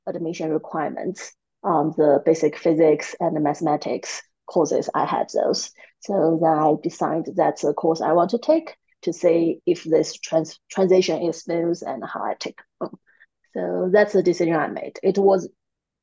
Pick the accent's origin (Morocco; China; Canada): China; Kunming, Yunnan; English is a second language; moved away as an adult; also born or lived in Sheffield, United Kingdom; That's where our office now and my hometown is.